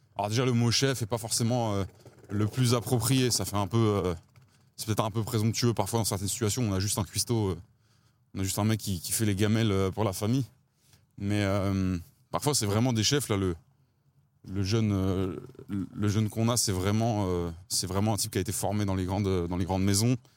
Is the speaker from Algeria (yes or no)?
no; Paris, Île-de-France, France; j'ai grandi à Ballard, dans le, dans le 15e arrondissement